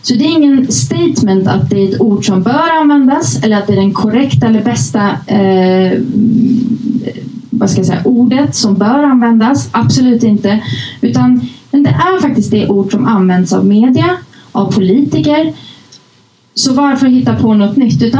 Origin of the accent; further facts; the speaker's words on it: Uppsala, Uppsala County, Sweden; när jag var liten och bodde i Gottsunda eh, visade sig att jag växte upp i samma förort. Eh, det, ni som inte känner till det, det är liksom det värsta utsatta i, bak, eh, utanför Uppsala.